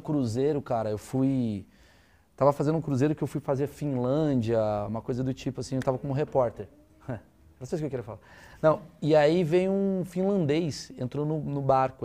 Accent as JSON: {"language": "Portuguese", "country": "Brazil", "said": "eu que sou brasileiro"}